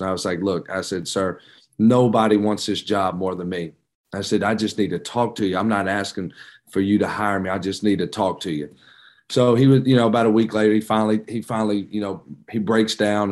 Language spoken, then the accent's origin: English; Georgetown, Kentucky, United States; moved away as an adult; also born or lived in Virginia / Raleigh, North Carolina; now in Richmond, United States; I'm from Georgetown